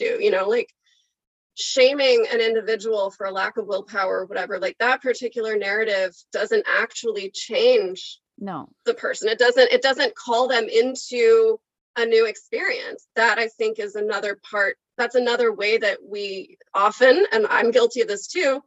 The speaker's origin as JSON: {"language": "English", "region": "Oklahoma", "country": "United States", "tie": "born or raised there", "moved": "yes", "lives_now": "California, United States", "said": "I'm from Oklahoma. And so like, I grew up eating like meat and potatoes"}